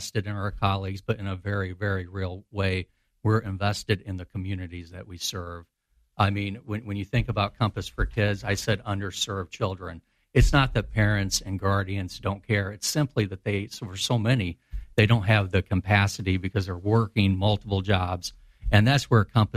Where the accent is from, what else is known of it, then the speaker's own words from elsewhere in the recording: Springfield, Illinois, United States; I was born and raised right here in Springfield